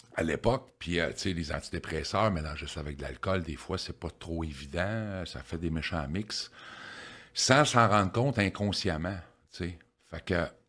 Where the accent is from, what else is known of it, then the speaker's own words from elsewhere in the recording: Victoriaville, Quebec, Canada; moved away as an adult; also born or lived in Sherbrooke; je viens de Victoriaville. Je suis natif de Victo. j'ai resté à Victo jusqu'en 1998.